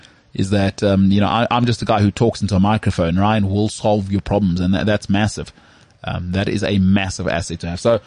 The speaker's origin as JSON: {"language": "English", "country": "South Africa", "accent": "Model C", "said": "I've got such a locked-in Model C accent."}